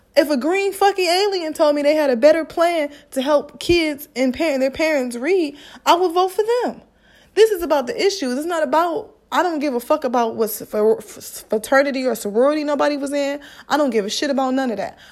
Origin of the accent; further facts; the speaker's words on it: Midwest, United States; I'm black and I'm from the Midwest.